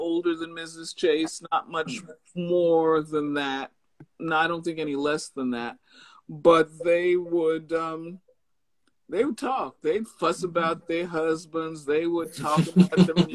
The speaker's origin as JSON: {"language": "English", "country": "United States", "said": "I usually tell people I am American in passport."}